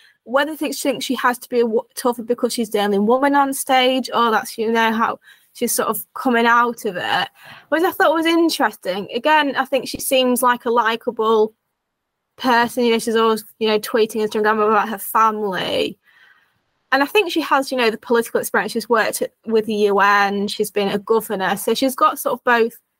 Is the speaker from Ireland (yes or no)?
no; United Kingdom; as a Brit